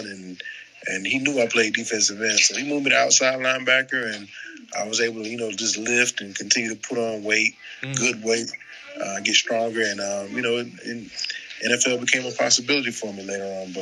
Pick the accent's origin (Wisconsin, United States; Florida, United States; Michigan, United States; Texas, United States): Florida, United States; Tampa; moved away as an adult; now in Jacksonville, United States; I'm from Tampa, so when I got to Jacksonville back in 2012